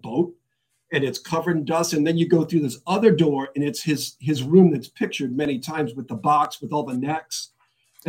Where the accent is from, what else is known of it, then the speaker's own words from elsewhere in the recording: Rhode Island, United States; growing up in Rhode Island